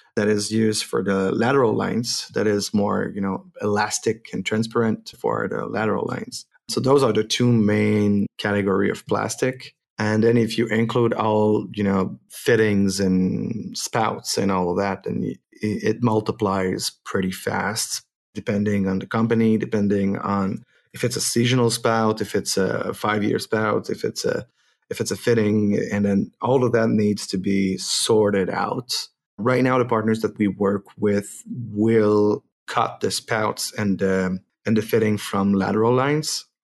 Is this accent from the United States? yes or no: no; Quebec, Canada; first language French; English is a second language; I'm not an English native, so if it sounds like I'm looking for my words, it's my French coming back